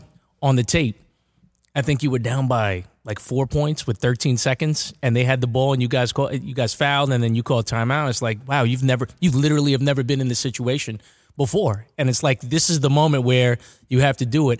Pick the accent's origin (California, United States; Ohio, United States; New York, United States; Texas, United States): New York, United States; Uniondale; so I'm from Uniondale